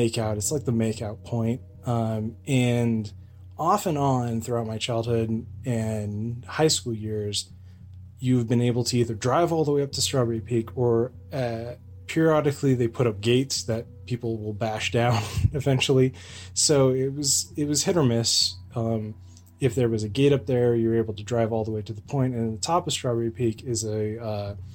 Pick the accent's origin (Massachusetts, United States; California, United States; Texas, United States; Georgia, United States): California, United States; Lake Arrowhead; moved away; I grew up in Lake Arrowhead in the San Bernardino Mountains